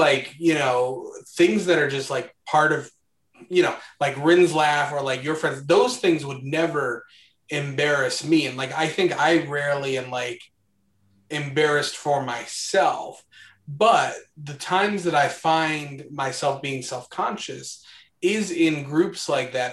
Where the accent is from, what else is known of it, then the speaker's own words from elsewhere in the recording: Midwest, United States; I grew up in the Midwest